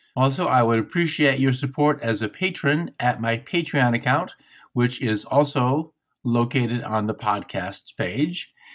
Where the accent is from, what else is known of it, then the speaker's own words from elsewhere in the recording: Michigan, United States; I'm from Michigan, so I, I have a Midwestern sensibility